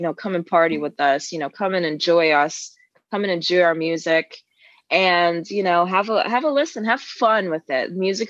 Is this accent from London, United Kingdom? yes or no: yes; London, United Kingdom; You know, I'm originally from London, and I am blown away every time we get played in London or England or Scotland, Wales, and the Europeans.